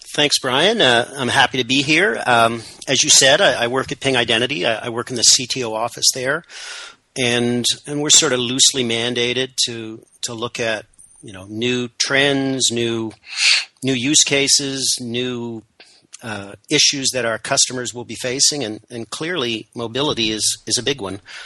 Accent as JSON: {"language": "English", "country": "Canada", "said": "I'm, I'm Canadian, uh, proudly so, if somewhat apologetically."}